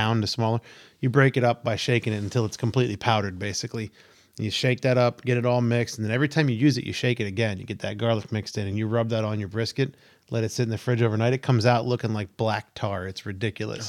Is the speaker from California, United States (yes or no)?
no; Pennsylvania, United States; I grew up in the Pennsylvania coast.